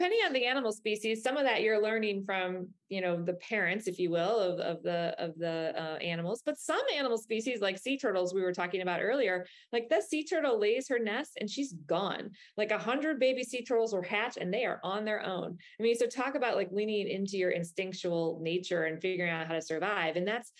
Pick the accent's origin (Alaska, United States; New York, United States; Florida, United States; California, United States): Florida, United States; if you're here with me in my home state of Florida, you might hear alligators making noise